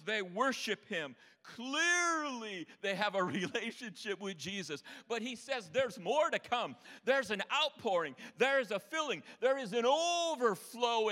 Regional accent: Upper Peninsula of Michigan, United States; I'm from the UP, eh?

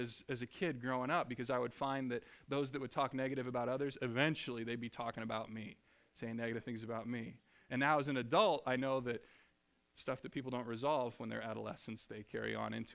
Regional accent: Springfield, Missouri, United States; moved away as an adult; also born or lived in Ohio / Seattle, Washington; I grew up in Springfield, Missouri

